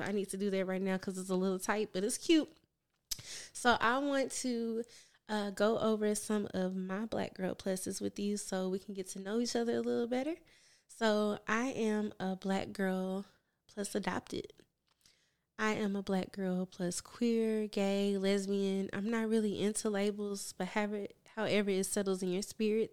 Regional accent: Memphis, Tennessee, United States; moved away as an adult; now in Houston, United States; I am from Memphis, Tennessee, born and raised

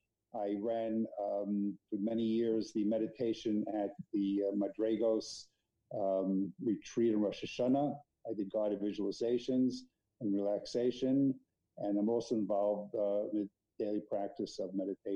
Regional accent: New York City, New York, United States; moved away as an adult; now in Jerusalem, Israel; I am a current living beautiful life in Yerushalayim. I grew up in Brooklyn, product of Chaim Berlin yeshivas and some out-of-town yeshivas. My father was a rabbi.

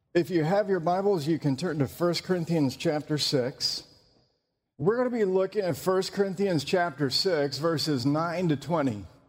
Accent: North Carolina, United States; I'm from North Carolina.

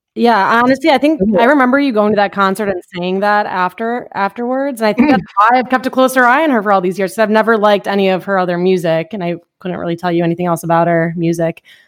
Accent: Toledo, Ohio, United States; I am born and raised in Toledo, Ohio.

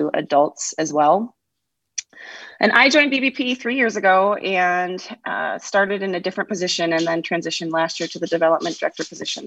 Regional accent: just outside of Ann Arbor, Michigan, United States; moved away as an adult; also born or lived in Knoxville, Tennessee; now in Boise, United States; I grew up in Michigan, just outside of the Ann Arbor area

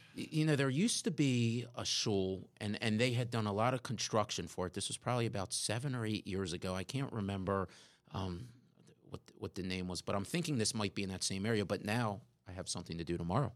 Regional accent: Pikesville, Maryland, United States; As a kid growing up in Pikesville, which for our listeners, if, if you're not familiar with the area, Pikesville is a suburb just north of, of Baltimore City on the East Coast

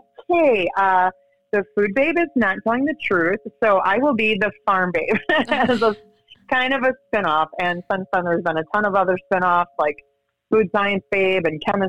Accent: Wisconsin, United States; moved away as an adult; also born or lived in Los Angeles / China / Chicago; now in Gainesville, United States; where I grew up in Wisconsin

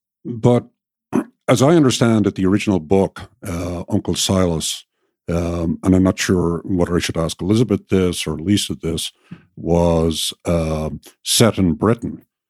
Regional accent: Ireland; moved away as an adult; now in United States; growing up in Ireland

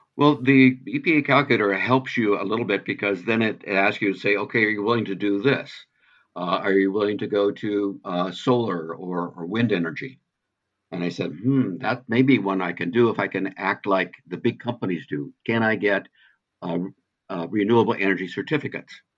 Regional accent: Pacific Northwest, United States; I'm from the Pacific Northwest

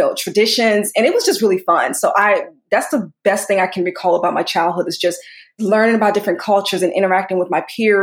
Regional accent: Montgomery County, Maryland, United States; also born or lived in Sierra Leone; I grew up in Maryland. I still reside in Maryland currently

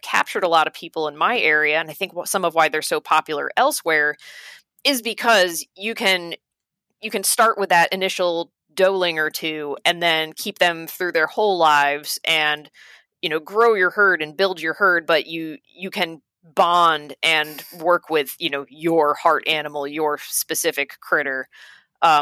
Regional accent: Dutchess County, New York, United States; I'm from Dutchess County, where John is from.

